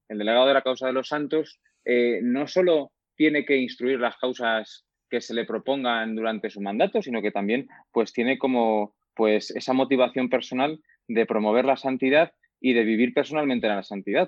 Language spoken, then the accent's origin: Spanish; Humanes, Spain; yo ya desde, desde joven, de toda la vida, pues he pertenecido pues a, mi parroquia, en mi pueblo, en Humanes